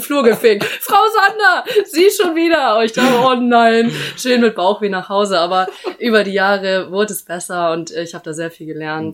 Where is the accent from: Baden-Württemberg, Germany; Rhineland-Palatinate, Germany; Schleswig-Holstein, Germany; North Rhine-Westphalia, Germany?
Schleswig-Holstein, Germany; Immenstedt; moved away as an adult; now in Hamburg, Germany; ich komme aus Husum ähm, aus Immen steht, ehrlich gesagt. Das ist jetzt nochmal zehn Kilometer von Husum entfernt, ganz dörflich